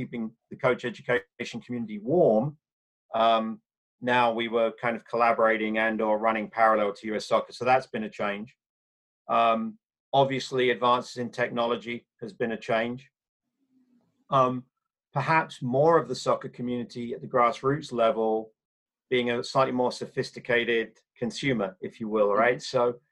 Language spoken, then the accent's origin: English; England, United Kingdom; moved away; growing up in England in the 70s and 80s.